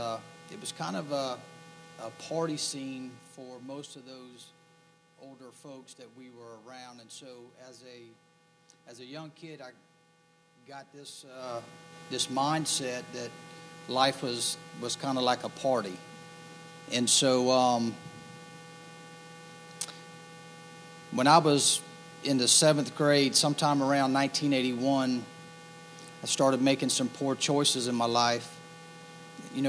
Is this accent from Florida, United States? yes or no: no; Hanahan, South Carolina, United States; also born or lived in Goose Creek, South Carolina; We moved from Hanahan to Goose Creek in 1983. And that was a year that Stratford High School opened, so I started there as a freshman